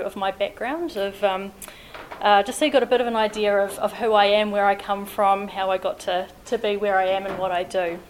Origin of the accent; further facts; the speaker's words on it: Invercargill, Southland, New Zealand; now in Christchurch, New Zealand; Warbirds Over Wanaka was a fixture of my childhood growing up in Invercargill